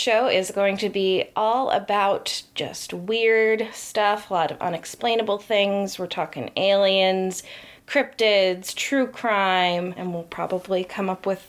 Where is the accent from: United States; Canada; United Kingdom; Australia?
United States; Connecticut; So we're from Connecticut. And we both grew up here.